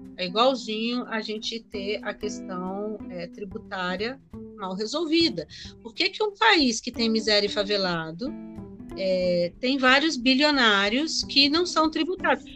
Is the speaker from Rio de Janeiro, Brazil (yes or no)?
yes; Rio de Janeiro, Brazil; moved away; Quando eu era menina, ainda no Rio de Janeiro